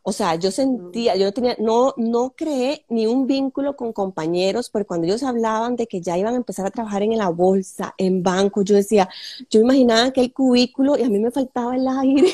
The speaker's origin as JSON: {"language": "Spanish", "town": "Sámara", "region": "Guanacaste", "country": "Costa Rica", "tie": "born or raised there", "said": "yo soy de Samara o sea, nativa eh, samareña"}